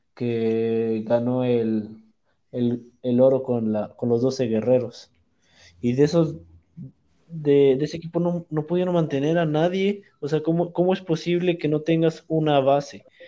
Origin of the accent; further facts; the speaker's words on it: Puebla, Mexico; soy de Puebla